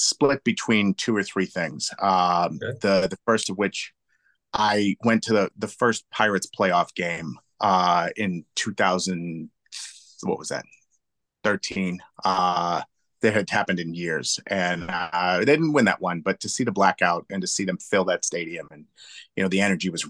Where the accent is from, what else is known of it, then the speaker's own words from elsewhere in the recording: Pittsburgh, Pennsylvania, United States; I'm born and raised in Pittsburgh